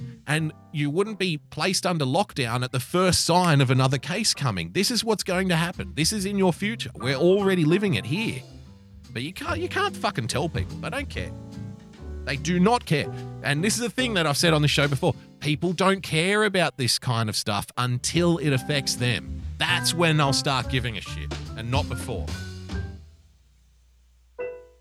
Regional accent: Sydney, New South Wales, Australia; So I'm from Western Sydney

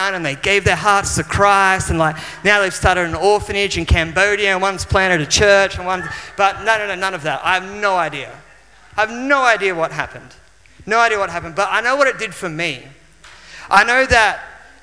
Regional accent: Maitland, New South Wales, Australia; I traveled from my hometown, which was Maitland, which is in the Hunter Valley of New South Wales

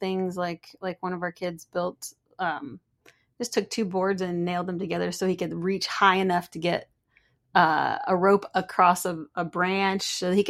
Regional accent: Pennsylvania, United States; also born or lived in Michigan / North Carolina; So I'm from the East Coast. I was born up in Michigan and then raised in Pennsylvania and North Carolina.

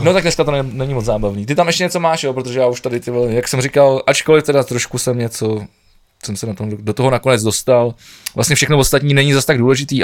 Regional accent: Prague, Czechia; kluk ze Žižkova, ty vole, který, který v podstatě se tam pohyboval celý život na Koněvě

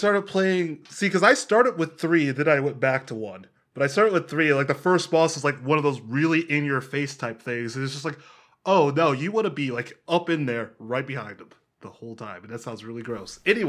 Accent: Columbus, Ohio, United States; I grew up in Columbus.

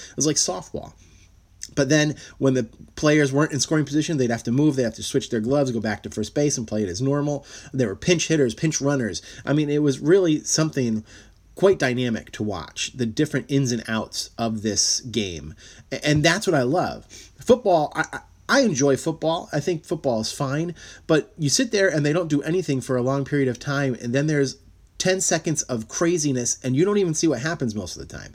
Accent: Shelton, Connecticut, United States; I'm from Shelton, Connecticut

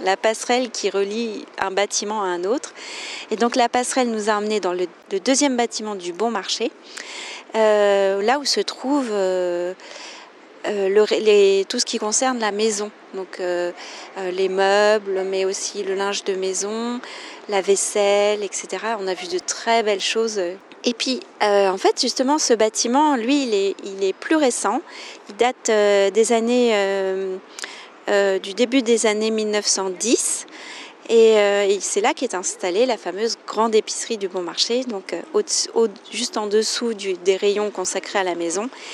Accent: France; je suis française

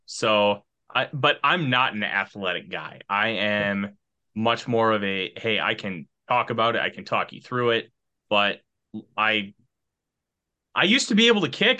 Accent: Minnesota, United States; born and raised in Minnesota

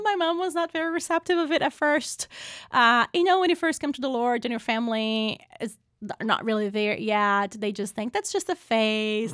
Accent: Brazil; moved away as an adult; now in United States; I was born and raised in Brazil

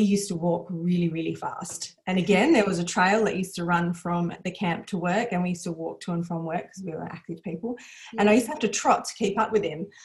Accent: Perth, Western Australia, Australia; I'm from Perth, born and bred, grew up here.

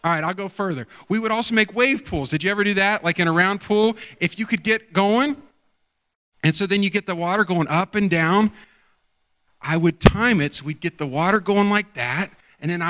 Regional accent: outside of Pickerington, Ohio, United States; I grew up outside of Pickerington

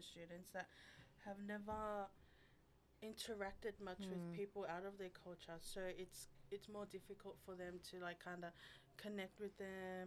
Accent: Sydney, New South Wales, Australia; I grew up in Auburn

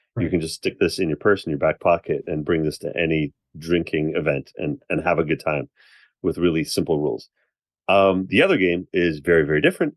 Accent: Canada; I'm Canadian

